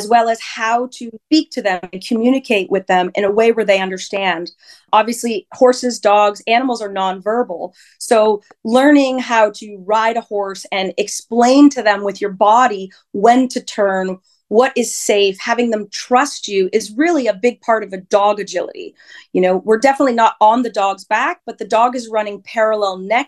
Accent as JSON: {"language": "English", "region": "New Hampshire", "country": "United States", "tie": "born or raised there", "said": "I grew up in New Hampshire, born and raised"}